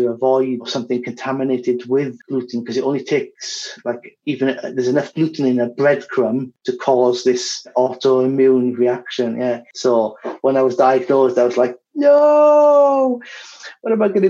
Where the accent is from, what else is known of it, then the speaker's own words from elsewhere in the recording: Wales, United Kingdom; moved away as an adult; also born or lived in Barcelona, Spain / Zaragoza, Spain; now in Madrid, Spain; I'm from Wales originally, and I've been in Spain, mostly in Madrid, for over 10 years now